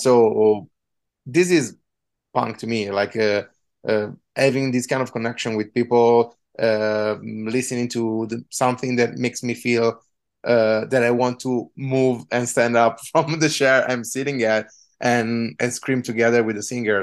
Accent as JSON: {"language": "English", "town": "Trento", "region": "Trentino-Alto Adige", "country": "Italy", "tie": "born or raised there", "moved": "yes", "said": "I come from a small city called Trento, which is in the northeast"}